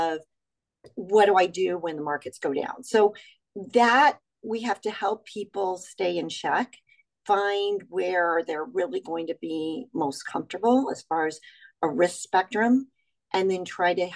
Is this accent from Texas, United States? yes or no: yes; Texas, United States; I grew up in Texas